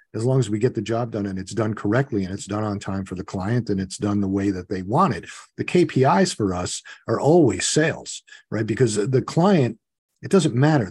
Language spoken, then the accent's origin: English; New York, United States; I grew up in New York.